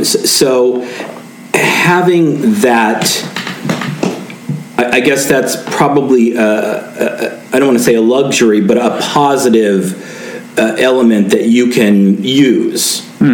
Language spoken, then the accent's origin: English; United States; the first couple times that I went there as an American